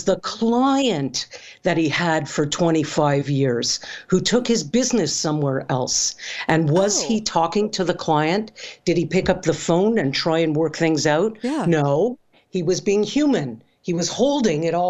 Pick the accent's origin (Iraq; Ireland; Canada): Canada; I'm Canadian